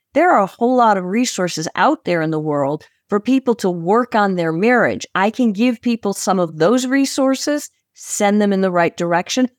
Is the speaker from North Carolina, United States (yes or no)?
no; Chicago, Illinois, United States; I am from Chicago, Illinois.